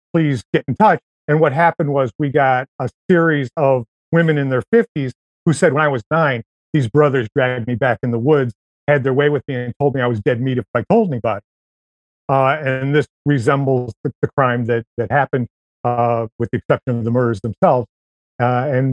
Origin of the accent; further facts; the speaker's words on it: near Rochester, New York, United States; moved away; I went back in 2011 to my hometown